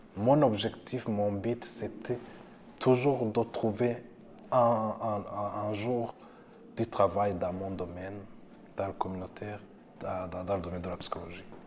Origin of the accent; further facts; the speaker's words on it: Burundi; moved away as an adult; now in Canada; J'ai fait l'école secondaire au Burundi, le primaire et secondaire, et à l'université aussi.